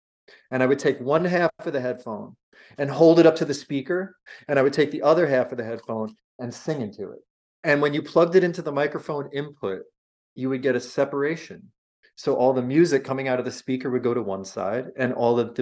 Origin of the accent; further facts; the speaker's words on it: North Shore of Nassau County, Long Island, New York, United States; I'm from the North Shore of Nassau County